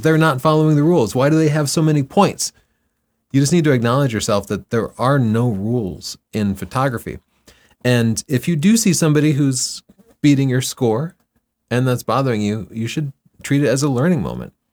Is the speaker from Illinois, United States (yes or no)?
no; Texas, United States; I grew up in Texas